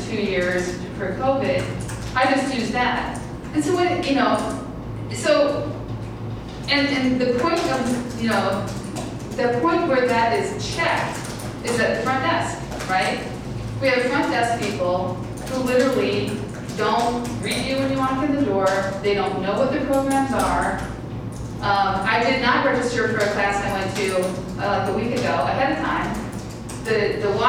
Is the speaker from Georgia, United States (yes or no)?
no; Iowa City, Iowa, United States; I'm from Iowa City. I grew up here, so I have many decades of experience